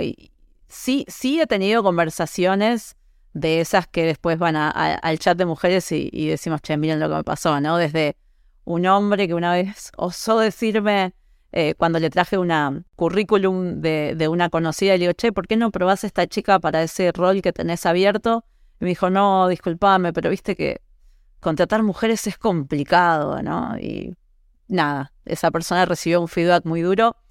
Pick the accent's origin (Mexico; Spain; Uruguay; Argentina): Uruguay; moved away as an adult; also born or lived in United States; yo soy uruguaya